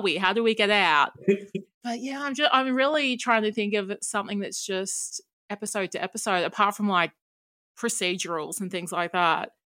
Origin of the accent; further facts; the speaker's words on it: Australia; as an Australian